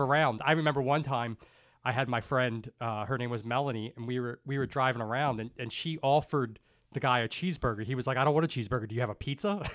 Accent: Dundalk, Maryland, United States; I grew up in Dundalk

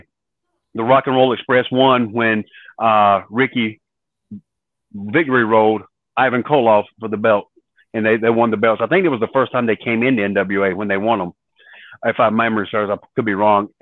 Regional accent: outside of Raleigh, North Carolina, United States; we grew up right outside of Raleigh, North Carolina, and pretty much the same area I'm still at right now

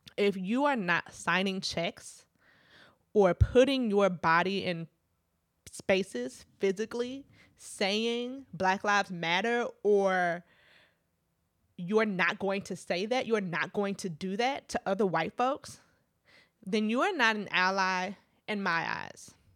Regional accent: Midwest, United States; also born or lived in Trinidad (family); growing up in the Midwest

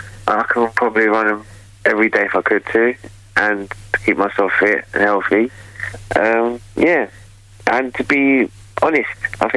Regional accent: London, United Kingdom; I'm from North London, obviously. Been living here for about 38 years.

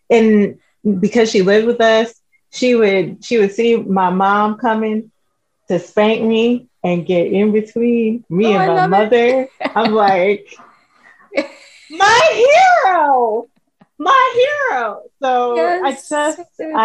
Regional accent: New York City, New York, United States; moved away as an adult; now in Dallas, United States; I grew up in the Bronx. That's where I was from

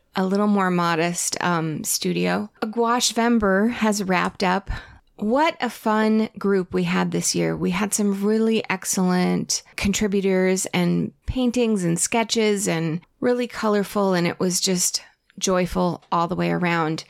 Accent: Connecticut, United States; moved away; I grew up with it in Connecticut

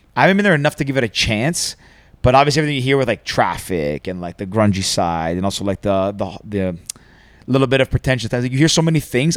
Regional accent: Greece; I'm from Greece, which is like just below it

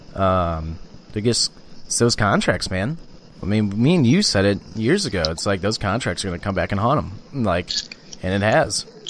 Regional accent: St. Louis, Missouri, United States; I'm from St. Louis.

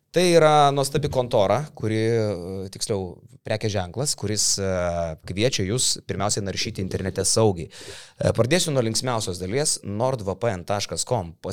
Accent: Lithuania; O mes lietuviai mėgstam.

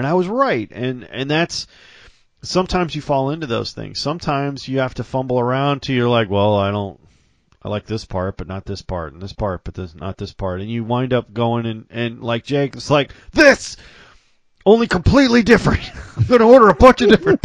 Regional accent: the South, United States; growing up, I'm from the South. I call everybody sir and ma'am.

